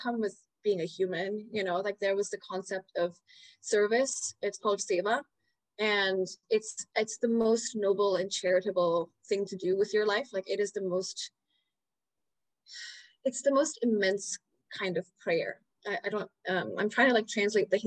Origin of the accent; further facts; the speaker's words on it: Dubai, United Arab Emirates; also born or lived in India; now in New York, United States; I was born in India. I was raised in the Middle East in Dubai, and then I moved to New York